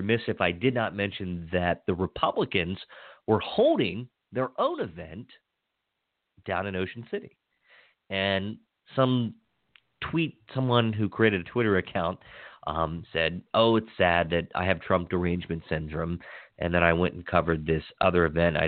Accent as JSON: {"language": "English", "region": "Western Maryland", "country": "United States", "tie": "born or raised there", "said": "I was born and raised in Western Maryland"}